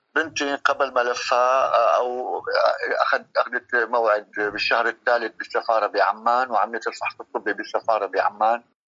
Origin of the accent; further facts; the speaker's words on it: Syria; moved away as an adult; also born or lived in Lebanon; now in Turkey; طلعت من من سوريا آه، آه، للبنان ضليت سنه بلبنان